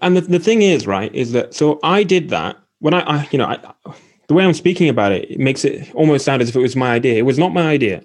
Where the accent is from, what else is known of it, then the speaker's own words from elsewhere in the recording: Aberdeen, Scotland, United Kingdom; also born or lived in Essex; I'm from Aberdeen